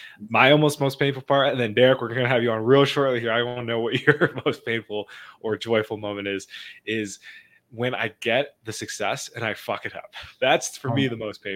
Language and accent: English; Monroe, Wisconsin, United States; also born or lived in Madison, Wisconsin; I'm from Monroe, Wisconsin